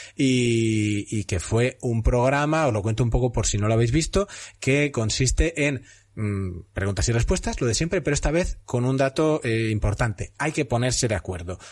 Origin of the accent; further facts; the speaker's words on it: Castellón de la Plana, Valencian Community, Spain; yo soy de Castellón